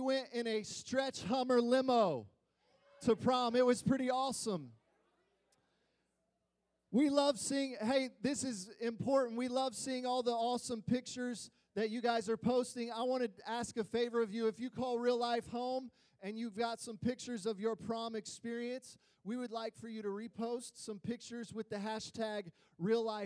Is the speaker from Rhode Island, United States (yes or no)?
no; Springfield, Illinois, United States; I was born in Springfield, Illinois. My extended family are a bunch of Midwest corn and soybean farmers, okay? Yeah, they are white as can be. Just to give you some context of the atmosphere that I was raised